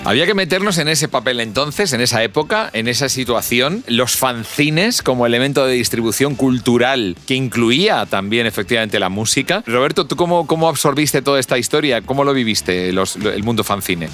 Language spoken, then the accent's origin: Spanish; Barcelona, Catalonia, Spain; now in Madrid, Spain; yo soy de Barcelona